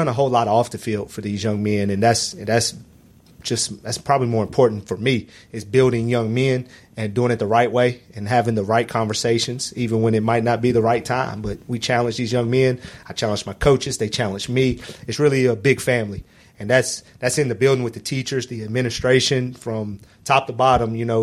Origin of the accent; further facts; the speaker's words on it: Henry County, the South, Virginia, United States; See, I'm from the South. I'm from Henry County.